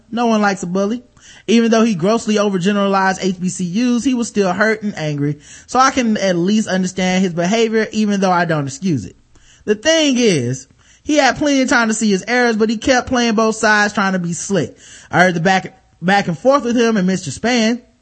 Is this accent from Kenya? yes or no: no; Jamaica; I'm Jamaican. So, you know, I have like four or five jobs, man.